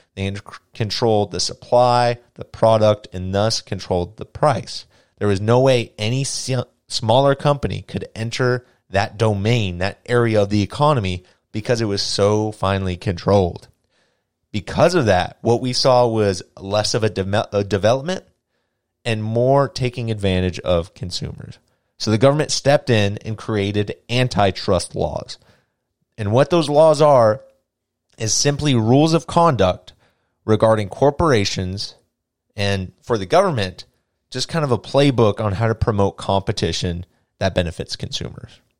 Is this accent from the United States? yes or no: yes; United States; I am an American